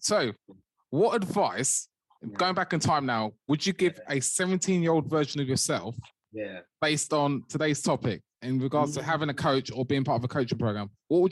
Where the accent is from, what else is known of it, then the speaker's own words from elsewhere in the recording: London, United Kingdom; growing up in South London, we became like a bit of a brotherhood